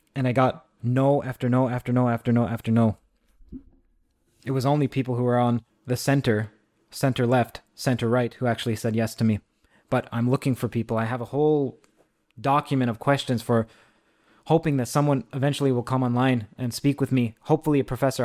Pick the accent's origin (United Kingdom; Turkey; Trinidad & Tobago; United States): Trinidad & Tobago; I'm from Trinidad.